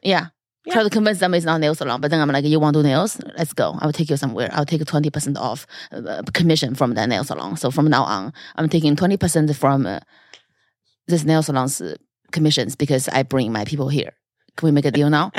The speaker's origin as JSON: {"language": "English", "country": "China", "moved": "yes", "said": "China is viewed as invasive because our government"}